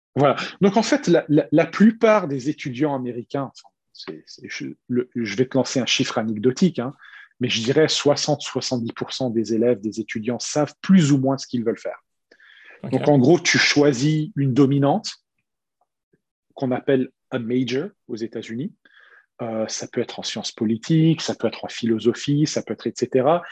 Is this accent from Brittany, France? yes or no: no; Strasbourg, Grand Est, France; moved away as an adult; also born or lived in United States / Michigan; now in Singapore; J'ai grandi à Strasbourg, capitale de l'Europe